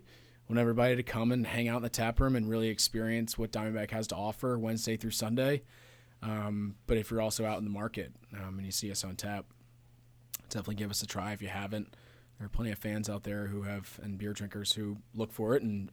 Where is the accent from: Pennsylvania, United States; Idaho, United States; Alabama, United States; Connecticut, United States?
Pennsylvania, United States; Pittsburgh; I grew up in Pittsburgh.